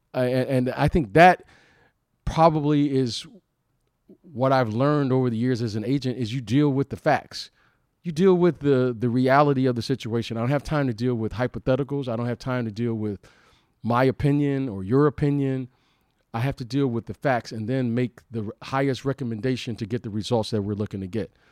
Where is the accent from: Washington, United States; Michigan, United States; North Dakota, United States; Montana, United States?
Michigan, United States; Detroit; moved away; also born or lived in Chicago; I'm I'm a Detroit native, so I root for the Detroit teams. I grew up there